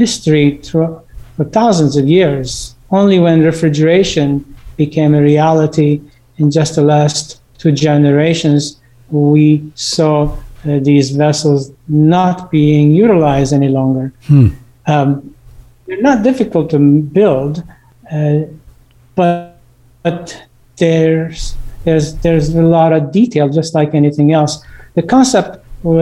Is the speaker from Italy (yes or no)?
no; United States; also born or lived in Beirut, Lebanon / Texas; we've been in America since my early childhood.